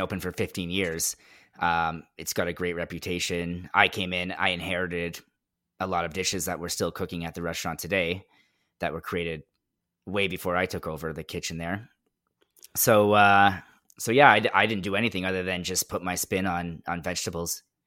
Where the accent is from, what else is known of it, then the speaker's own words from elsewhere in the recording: Mississauga, Ontario, Canada; also born or lived in Orangeville; I'm from Mississauga